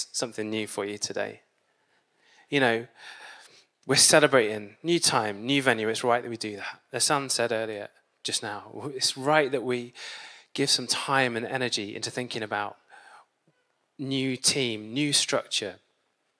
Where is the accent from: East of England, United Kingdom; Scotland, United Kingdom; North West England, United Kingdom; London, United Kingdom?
East of England, United Kingdom; Peterborough; now in Manchester, United Kingdom; I grew up in Peterborough